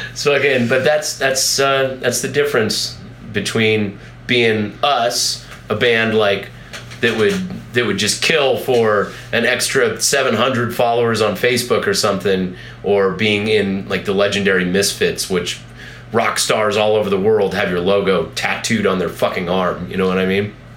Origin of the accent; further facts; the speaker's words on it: Colorado, United States; I'm from here, you know, I'm from Colorado